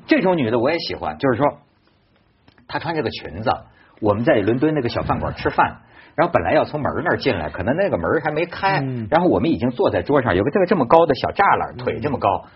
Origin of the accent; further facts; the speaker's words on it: China; 我我以我一个中国人呐